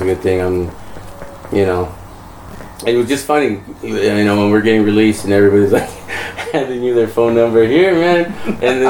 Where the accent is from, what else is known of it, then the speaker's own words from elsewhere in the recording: Santa Fe Springs, California, United States; I grew up in Santa Fe Springs